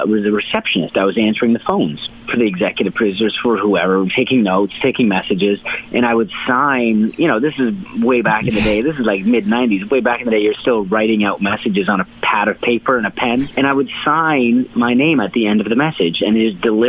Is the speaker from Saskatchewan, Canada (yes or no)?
no; Hamilton, Ontario, Canada; it was a good household growing up in Hamilton.